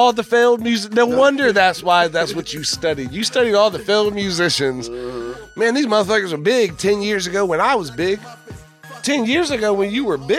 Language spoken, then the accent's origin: English; Fredericksburg, Virginia, United States; I'm from Fredericksburg